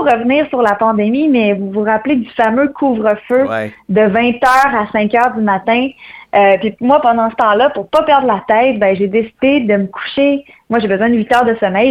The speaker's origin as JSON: {"language": "French", "town": "Saint-Basile-le-Grand", "region": "Quebec", "country": "Canada", "tie": "born or raised there", "said": "Je pars de loin, je pars du Québec plus précisément. Euh, je suis native de Saint-Basile-le-Grand"}